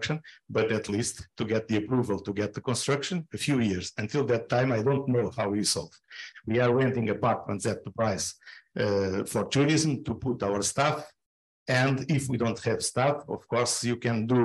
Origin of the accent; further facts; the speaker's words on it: Algarve, Portugal; English is a second language; also born or lived in Sarnadas? (Crença as transcribed); I was born in the Algarve, all my life in the Algarve